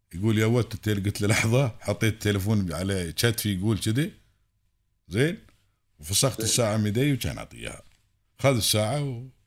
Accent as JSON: {"language": "Arabic", "country": "United Arab Emirates", "said": "عندنا في الامارات"}